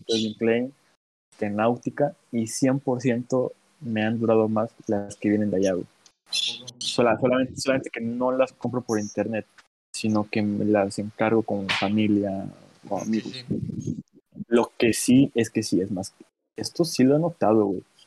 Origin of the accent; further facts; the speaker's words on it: Guerrero, Mexico; yo soy de aquí de Guerrero, del centro de México